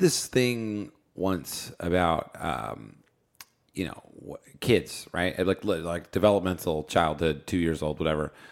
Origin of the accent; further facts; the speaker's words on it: New Jersey, United States; now in Los Angeles, United States; I grew up in New Jersey on the East Coast